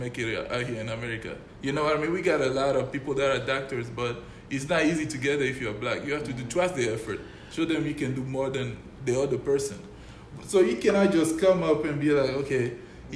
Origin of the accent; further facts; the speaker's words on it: Togo; now in United States; growing up in Africa is tough, but I'm totally glad I grew up in Togo